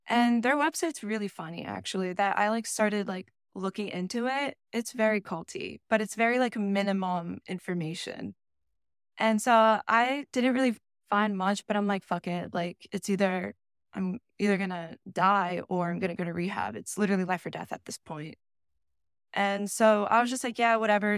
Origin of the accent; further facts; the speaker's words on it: Vineland, New Jersey, United States; also born or lived in Delaware; I was born and raised in Vineland, Millville, New Jersey